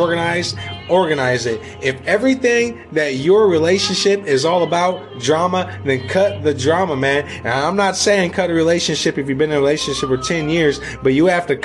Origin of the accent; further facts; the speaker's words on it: United States; We as American people